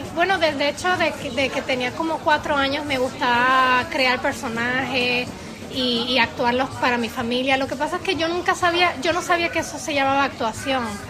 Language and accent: Spanish; Puerto Rico; moved away as an adult; also born or lived in Mexico; now in Prague, Czechia; Nací en México y estuve ahí hasta los ocho años y después nos fuimos a vivir a Puerto Rico